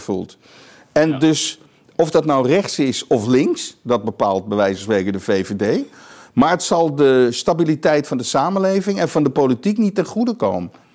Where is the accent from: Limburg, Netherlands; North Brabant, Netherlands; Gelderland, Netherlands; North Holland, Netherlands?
North Holland, Netherlands; Amsterdam; in Amsterdam West, waar ik opgegroeid ben